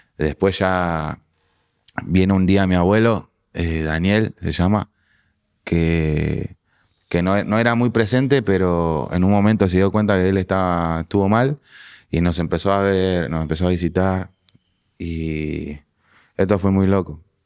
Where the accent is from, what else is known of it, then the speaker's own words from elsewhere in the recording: Pablo Podestá, Buenos Aires Province, Argentina; also born or lived in La Crujía; now in Francisco Álvarez, Argentina; Pablo Podestá, que fue donde tuve mi adolescencia, donde fui al colegio